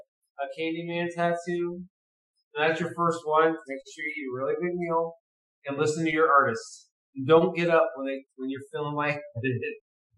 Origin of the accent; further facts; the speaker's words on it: Chicago, Illinois, United States; dude, I'm from Chicago. Caprini Green was my shit. I fucking rolled those fucking streets.